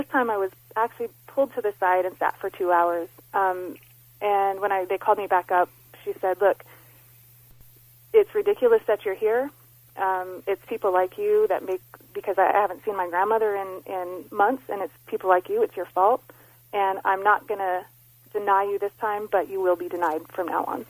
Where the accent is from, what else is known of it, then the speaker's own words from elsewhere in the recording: United States; I am American.